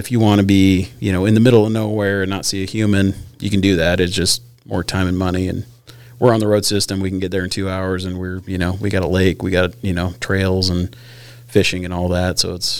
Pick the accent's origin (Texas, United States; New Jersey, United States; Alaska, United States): Alaska, United States; Glennallen; growing up in Glen Allen